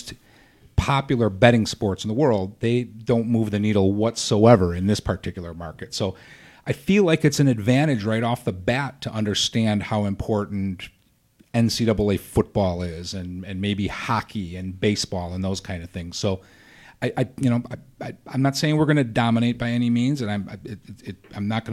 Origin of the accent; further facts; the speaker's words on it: Midwest, United States; we are from the Midwest